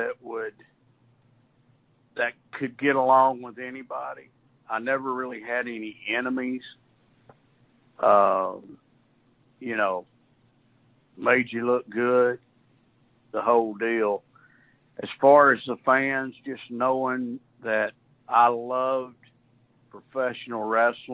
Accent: Chattanooga, Tennessee, United States; It's my hometown

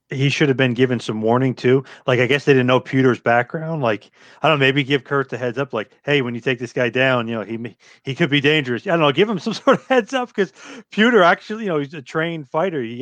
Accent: Australia; I'm from Australia.

